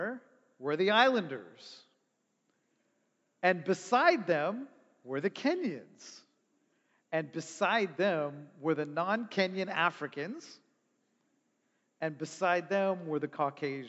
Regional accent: Toronto, Ontario, Canada; I grew up in Toronto.

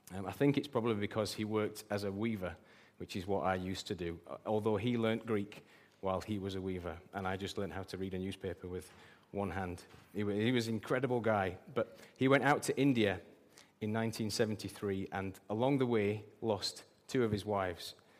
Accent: England, United Kingdom; I'm British

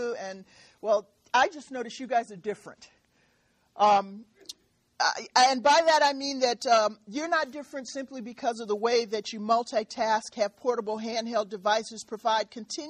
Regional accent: Michigan, United States; I'm actually from Michigan for a while, and I still bleed Spartan green, but I'm up the road a little bit.

